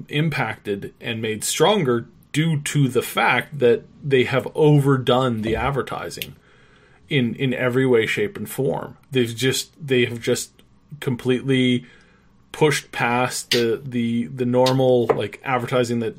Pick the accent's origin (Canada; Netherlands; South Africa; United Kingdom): Canada; being a Canadian